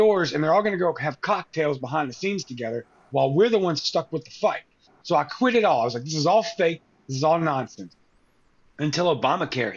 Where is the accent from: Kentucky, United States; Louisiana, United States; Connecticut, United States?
Louisiana, United States; Cajun; I'm Cajun, I'm Spanish